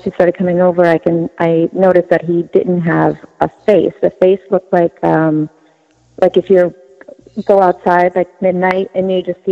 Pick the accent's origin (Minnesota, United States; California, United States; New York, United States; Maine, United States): New York, United States; now in Massachusetts, United States; I grew up in New York